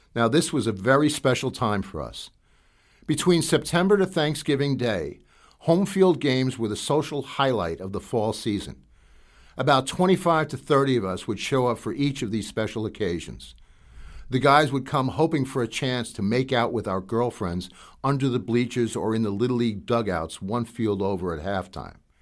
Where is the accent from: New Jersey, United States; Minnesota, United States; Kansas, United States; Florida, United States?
New Jersey, United States; Hasbrouck Heights; growing up in New Jersey